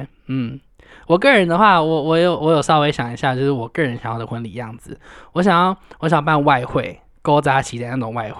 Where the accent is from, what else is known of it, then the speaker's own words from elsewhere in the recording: Taiwan; 我们台湾人都想要嫁去，或者是就是跑去美国拿个绿卡，